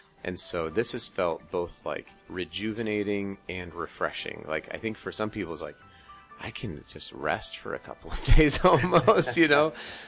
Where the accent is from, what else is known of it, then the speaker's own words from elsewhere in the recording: Colorado, United States; also born or lived in Utah; You know, I'm from Colorado and Utah.